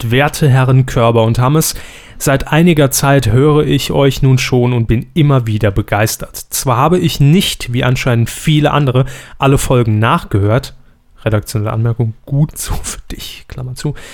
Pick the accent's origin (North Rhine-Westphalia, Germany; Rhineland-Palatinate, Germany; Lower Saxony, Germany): Lower Saxony, Germany; born there; komme ich als gebürtiger Ostfriese nicht umhin, euch wissen zu lassen, dass Bölken im Plattdeutschen so viel wie Schreien oder brüllen bedeutet